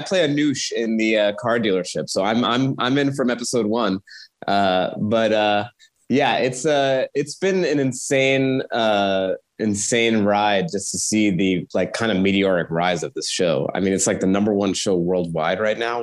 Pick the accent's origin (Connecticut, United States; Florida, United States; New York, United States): New York, United States; Long Island; I grew up in Long Island